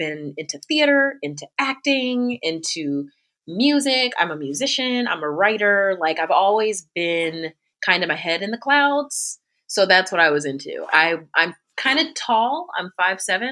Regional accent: Sicklerville, New Jersey, United States; moved away as an adult; also born or lived in Philadelphia, Pennsylvania; now in Buffalo, United States; I was born and raised in Camden County, New Jersey, which is the area, more specifically, is an area called Sicklerville.

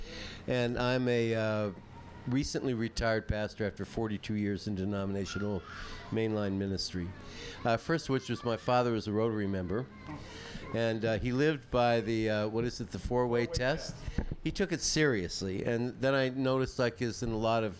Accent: New York City, New York, United States; from New York City

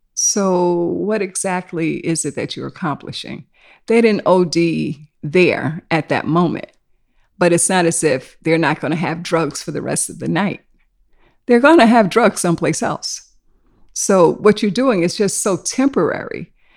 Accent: New York City, New York, United States; also born or lived in South Carolina; I was born in South Carolina, so my family was one of those that migrated to New York. So, I've been here since I was five. And I've lived in Harlem, in East Harlem, and then we moved to Queens.

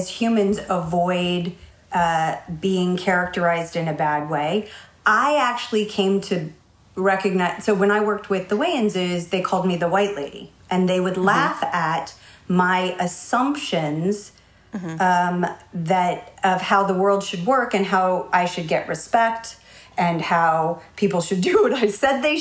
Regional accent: San Francisco, California, United States; moved away; I grew up in the Haight-Ashbury. And when I moved from the city to the suburbs

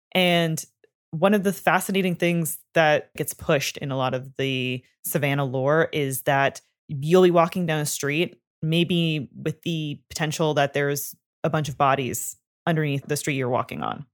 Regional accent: Canada; I am from Canada and we grew up learning French

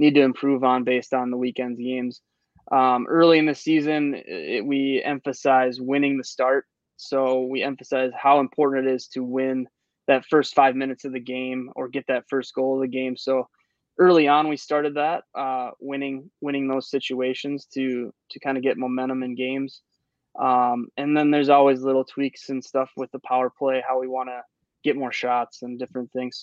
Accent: Minnesota, United States; moved away; I grew up in Minnesota. So, I played high school hockey in Minnesota.

